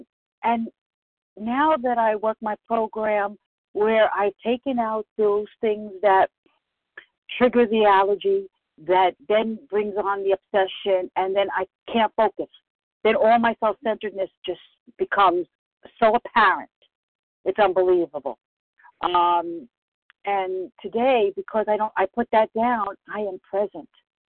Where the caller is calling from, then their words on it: Bronx, New York, United States; from the Bronx.